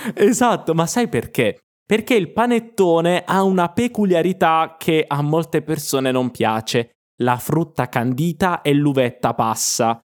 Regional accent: Apulia, Italy; moved away; also born or lived in Milan; nel sud Italia, da dove vengo io, perché io sono pugliese

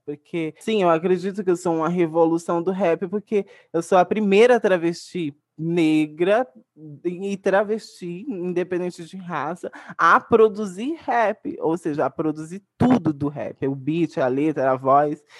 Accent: Brazil; also born or lived in Baixada Santista; no lugar de onde eu cresci, na cachoeira inteirinha, a favela da cachoeira inteirinha

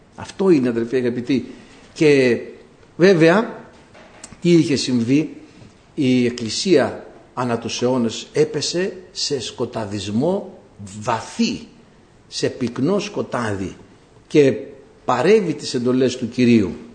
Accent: Greece; κατάγομαι από ένα χωριό που έχει βγάλει την πρώτη γυναίκα κοινοτάρχη στην Ελλάδα

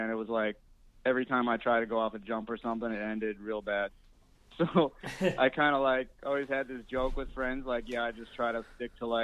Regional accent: Rochester, New York, United States; also born or lived in Southern California; now in Philadelphia, United States; I came here by way of Southern California, but actually grew up in upstate New York in a city called Rochester.

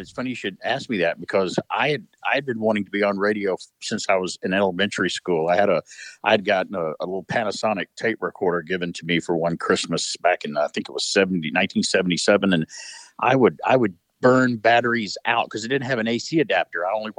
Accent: Centre, Alabama, United States; back in 1983, I was a junior in high school and got my first job at a small AM station in Center, Alabama, my hometown

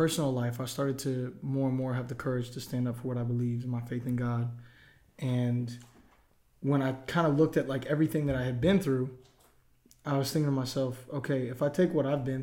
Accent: Tampa, Florida, United States; now in Nashville, United States; I'm originally from Tampa, Florida.

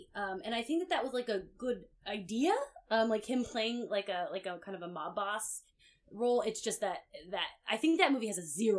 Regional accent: Florida, United States; also born or lived in New Jersey; now in Los Angeles, United States; I grew up in Florida

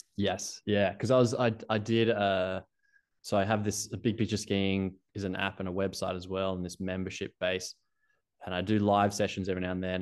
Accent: Australia; accent: Australian; moved away as an adult; also born or lived in Canada; you can hear from my accent. Being Australian

